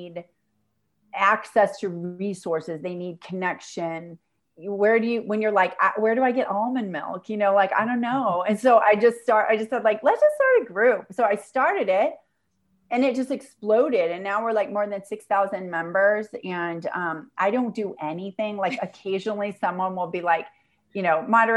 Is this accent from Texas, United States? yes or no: no; St. Louis, Missouri, United States; moved away as an adult; also born or lived in New York City, United States; now in El Salvador; St. Louis, which is my hometown